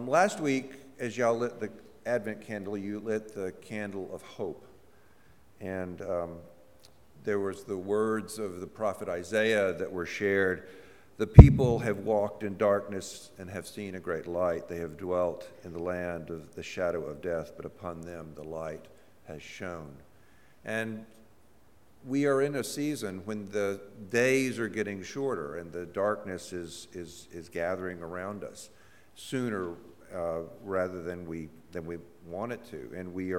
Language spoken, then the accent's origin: English; Mississippi, United States; I'm from Mississippi